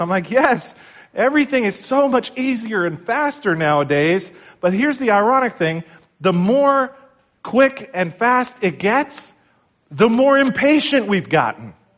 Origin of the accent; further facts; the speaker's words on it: New Jersey, United States; we're from New Jersey